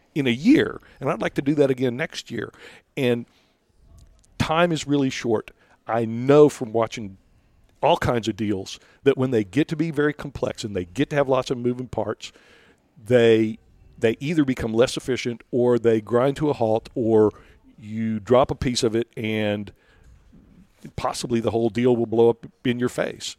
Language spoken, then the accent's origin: English; Rio Grande Valley, Texas, United States; I, I'm from the Rio Grande Valley